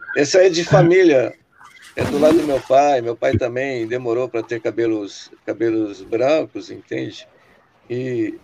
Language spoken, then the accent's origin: Portuguese; Sorocaba, São Paulo, Brazil; now in Rio Claro, Brazil; Eu moro hoje na cidade de Rio Claro, São Paulo. Mas sou sorocabano